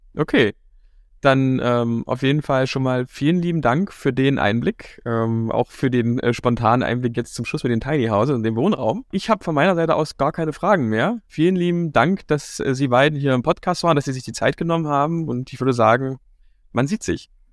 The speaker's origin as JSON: {"language": "German", "town": "Dessau", "region": "Saxony-Anhalt", "country": "Germany", "said": "ich komme ja hier aus Dessau und Sachsen-Anhalt"}